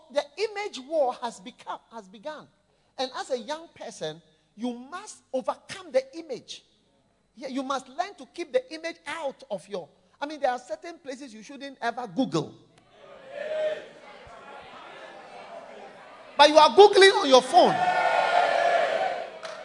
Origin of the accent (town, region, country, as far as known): Ghana